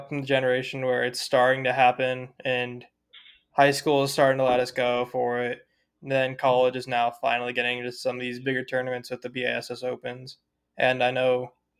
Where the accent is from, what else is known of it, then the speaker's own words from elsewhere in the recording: Colorado, United States; I'm from Colorado.